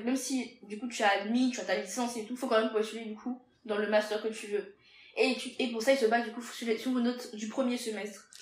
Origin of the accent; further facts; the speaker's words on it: Benin; moved away as an adult; also born or lived in Togo; now in France; je suis béninoise